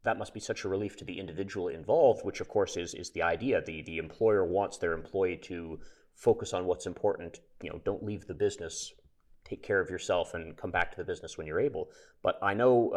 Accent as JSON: {"language": "English", "country": "Canada", "said": "I'm Canadian"}